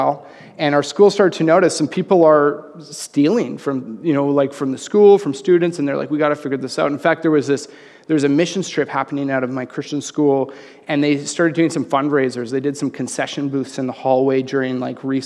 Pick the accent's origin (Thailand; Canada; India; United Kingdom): Canada; Red Deer, Alberta; also born or lived in Calgary, Alberta; Right before grade 7, we moved to Calgary from Red Deer